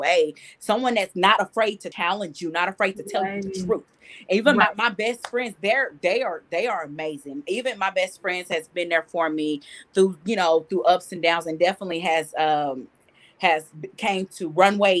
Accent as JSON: {"language": "English", "town": "Jefferson", "region": "Texas", "country": "United States", "tie": "born or raised there", "moved": "yes", "said": "my church in my hometown, Jefferson. Shout out to Jefferson, Texas."}